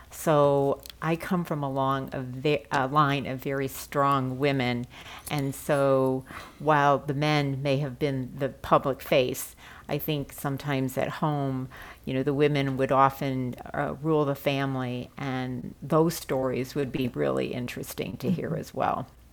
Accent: St. Louis, Missouri, United States; growing up in St. Louis at the time that I did, I often felt that there were not very many other Chinese families

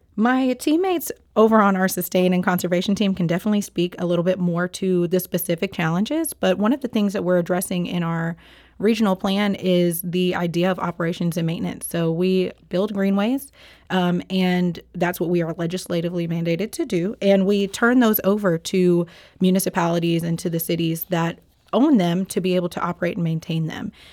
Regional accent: Memphis, Tennessee, United States; now in St. Louis, United States; I am, um, not a native to Saint Louis. Um, I am from Memphis, Tennessee

